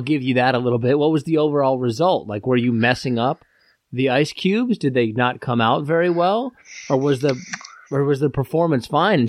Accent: Midwest, United States; I'm from the Midwest.

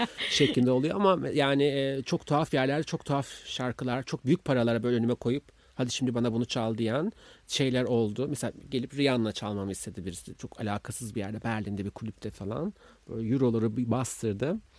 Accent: Istanbul, Turkey; ben İstanbulluyum ve bir parti kızıyım

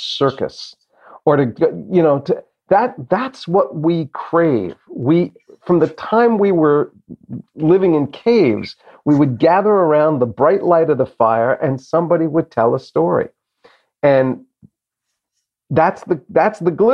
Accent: New Jersey, United States; also born or lived in Boston; when I was a younger kid growing up in Jersey

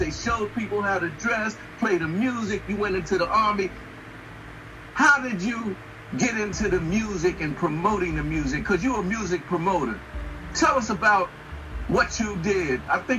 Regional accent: Philadelphia, Pennsylvania, United States; We talk about us growing up in Philly

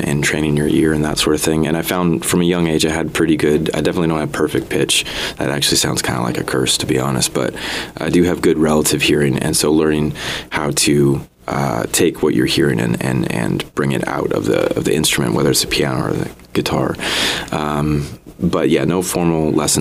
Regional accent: Lompoc, California, United States; also born or lived in Connecticut; I'm from Connecticut originally, but I moved out to the Central Coast of Lompoc specifically when I was a kid. So I would say I'm a Central Coast boy

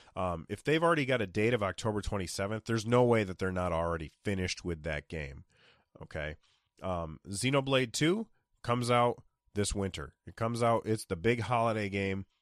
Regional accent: United States; being an American.

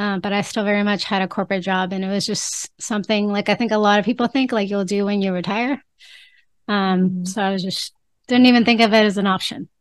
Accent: California, United States; moved away as an adult; now in Mexico; I'm Mexican, uh, but I was born in California. So spend most of my time in the United States

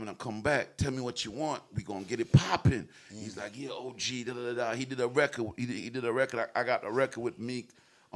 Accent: Philadelphia, Pennsylvania, United States; moved away as an adult; also born or lived in Brooklyn, New York; now in Atlanta, United States; I grew up in Philly, man. I'm from Brooklyn, you hear me? But Philly raised me.

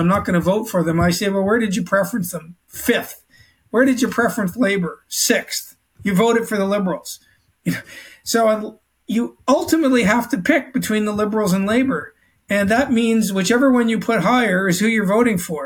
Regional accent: Canada; now in Australia; I'm Canadian, native born Canadian

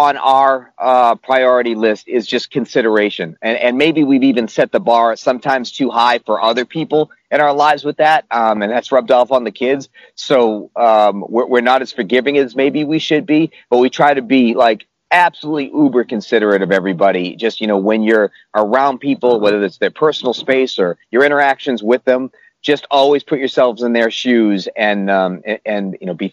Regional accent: Boston, Massachusetts, United States; moved away as an adult; also born or lived in Ithaca, New York / Syracuse, New York; now in New York City, United States; I grew up in the Boston area

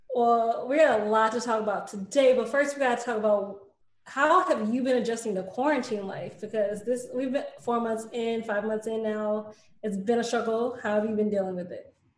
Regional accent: East St. Louis, Illinois, United States; and I'm from East St. Louis

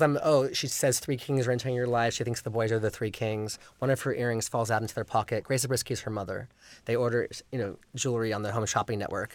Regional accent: Los Angeles, California, United States; was raised in the valley and it's, you know, by the, you know, so the Sherman Oaks Gallery, it was sort of my stomping ground

